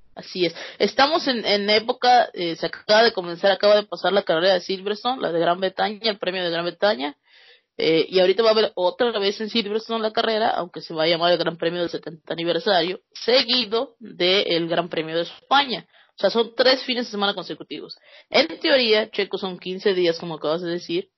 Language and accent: Spanish; Mexico; así somos los mexicanos